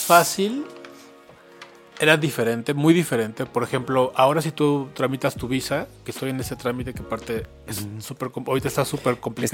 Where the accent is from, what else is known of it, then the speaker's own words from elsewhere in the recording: Mexico City, Mexico; soy chilango, yo soy de aquí de la Ciudad de México. Siempre he vivido aquí